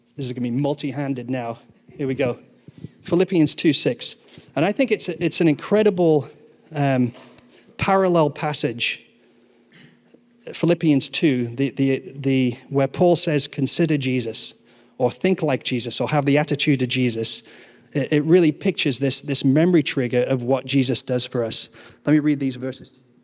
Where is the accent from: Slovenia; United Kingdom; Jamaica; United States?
United Kingdom; England; I'm English